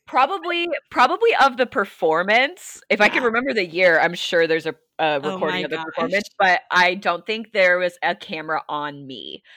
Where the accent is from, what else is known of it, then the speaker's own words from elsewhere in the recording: the Northwest, Pacific Northwest, United States; moved away as an adult; also born or lived in Southern California; I'm not from around here. I'm actually from the Northwest originally